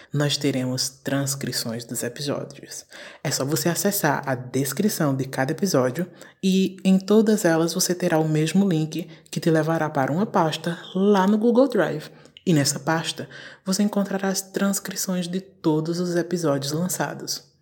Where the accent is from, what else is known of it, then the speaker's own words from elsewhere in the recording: Brazil; a nossa existência enquanto brasileiros